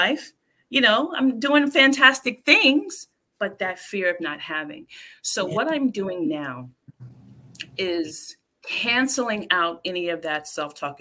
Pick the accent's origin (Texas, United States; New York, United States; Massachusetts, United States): New York, United States; New York City; I grew up in the South Bronx